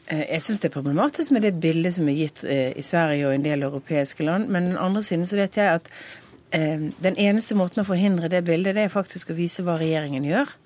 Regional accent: Western Norway, Norway; jeg kommer fra Vestlandet

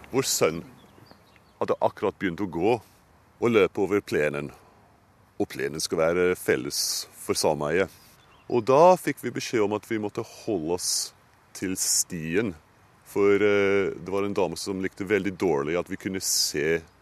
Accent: United Kingdom; Norwegian is a second language; moved away as an adult; now in Oslo, Norway; Jeg kommer fra Storbritannia og studerte på Cambridge

